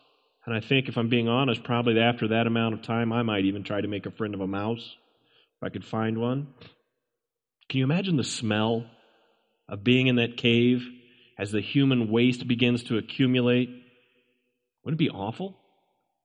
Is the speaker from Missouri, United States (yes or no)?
yes; Hannibal, Missouri, United States; I remember as a boy, I grew up in the Hannibal, Missouri area